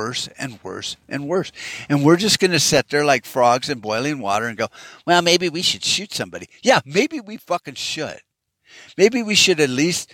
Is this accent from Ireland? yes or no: no; United States; I'm an American just like you